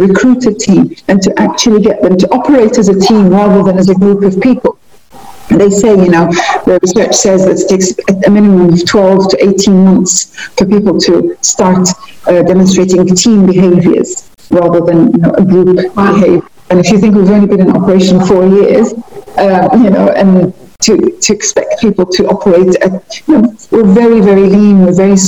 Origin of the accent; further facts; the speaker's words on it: United Kingdom; moved away as an adult; also born or lived in Liverpool; now in Muscat, Oman; I'm a British Libyan. I grew up in the UK all of my life, pretty much all of my life